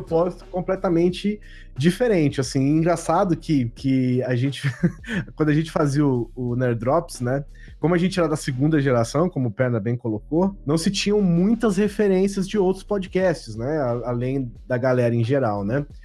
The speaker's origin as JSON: {"language": "Portuguese", "town": "Bauru", "region": "São Paulo", "country": "Brazil", "said": "sou de Bauru"}